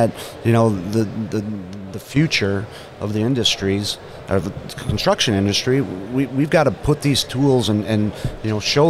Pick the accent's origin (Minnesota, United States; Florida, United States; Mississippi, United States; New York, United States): Minnesota, United States; I come from Minnesota